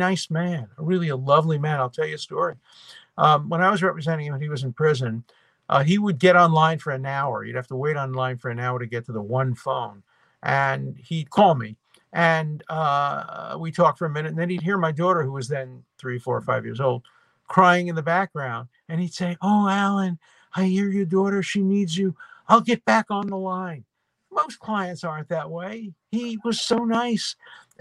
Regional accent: New York City, New York, United States; born or raised there

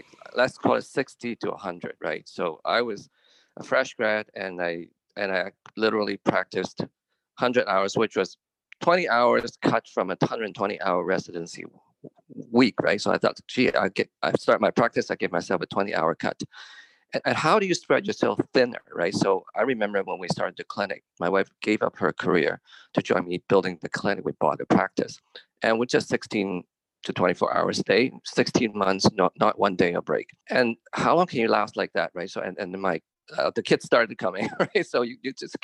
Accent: Sherwood Park, Alberta, Canada; I'm from Sherwood Park, which is a suburb, little hamlet actually outside of Edmonton

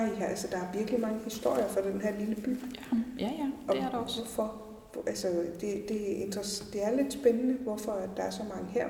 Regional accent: Stilling, Central Denmark Region, Denmark; Stilling, hvor jeg er opvokset.

